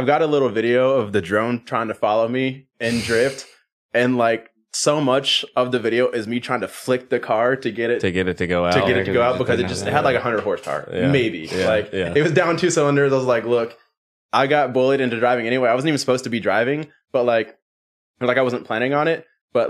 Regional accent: Birmingham, Alabama, United States; I'm from Birmingham, Alabama.

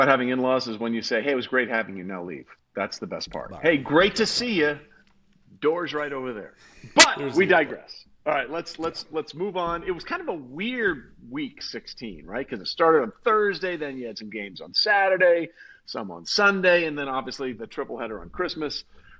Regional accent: New York, United States; moved away; I grew up on the East Coast. I was born in New York, lived right outside the city.

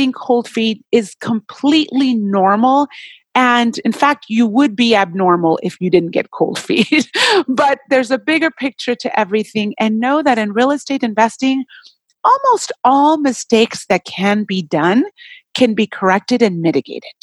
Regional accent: Puerto Rico; now in Southern California, United States; I'm originally from Puerto Rico, island

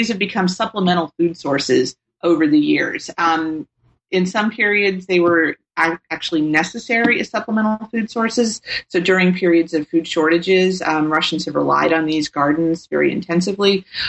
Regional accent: Tennessee, United States; I grew up in Tennessee and was very fortunate to take a summer program, Governor's School for International Studies

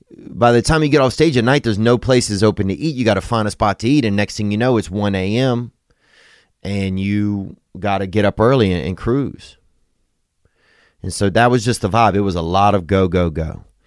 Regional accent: United States; we were from America

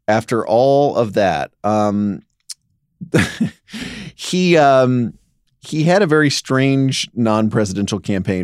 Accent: Dallas, Texas, United States; growing up in Dallas-Fort Worth

